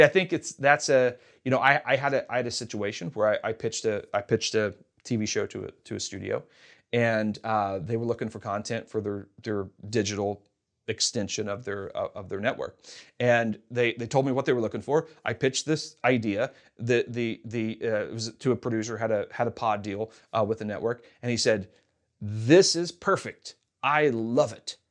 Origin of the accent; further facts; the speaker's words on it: Kentucky, United States; moved away as an adult; also born or lived in Hollywood; now in Los Angeles, United States; I'm from Kentucky